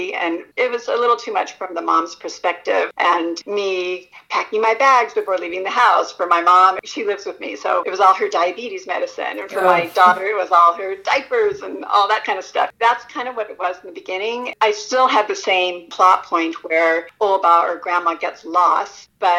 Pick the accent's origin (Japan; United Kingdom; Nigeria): Japan; also born or lived in United States; I grew up partly in Japan, and I had ideas of the many festivals I attended there, which I had no recollection of what I was celebrating, and then fairs that I attended in America.